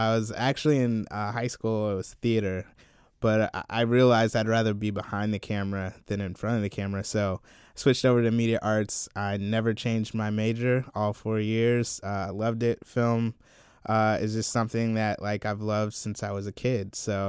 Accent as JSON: {"language": "English", "town": "Columbia", "region": "South Carolina", "country": "United States", "tie": "born or raised there", "said": "Yeah, so I grew up in South Carolina, Columbia, South Carolina, to be precise."}